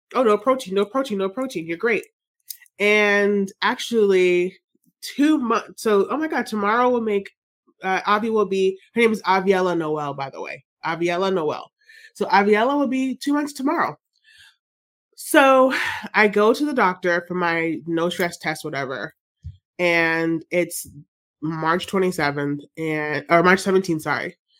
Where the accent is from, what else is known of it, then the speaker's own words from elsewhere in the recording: Jamaica; I'm Jamaican